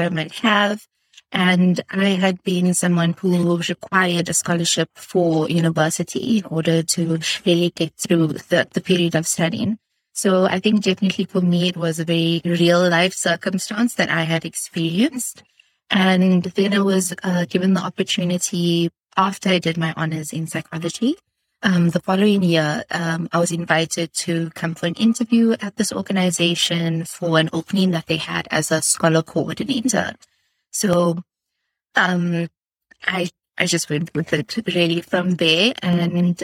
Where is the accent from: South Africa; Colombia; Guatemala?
South Africa; I'm from South Africa and I'm currently based in Cape Town